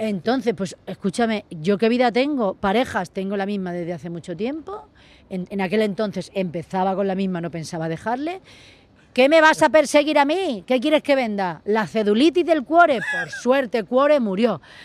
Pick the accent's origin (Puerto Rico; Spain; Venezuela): Spain; Mallorca, Balearic Islands; moved away; todos los fines de semana me venía a Mallorca